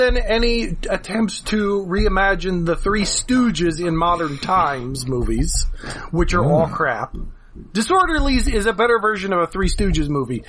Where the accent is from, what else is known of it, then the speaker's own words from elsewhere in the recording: United States; I grew up near New York City listening to music that my parents liked as a kid